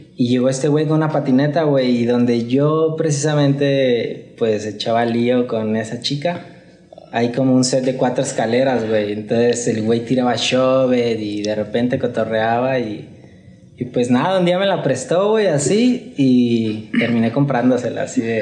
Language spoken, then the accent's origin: Spanish; Guadalajara, Jalisco, Mexico; Soy de aquí de Guadalajara, güey. Nací en Guadalajara y, y, aquí me la he vivido.